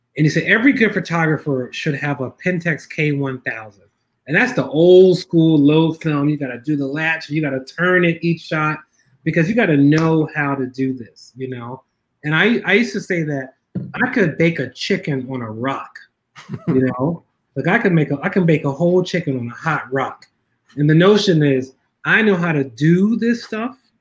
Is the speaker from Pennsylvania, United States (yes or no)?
yes; Philadelphia, Pennsylvania, United States; I grew up in North Philly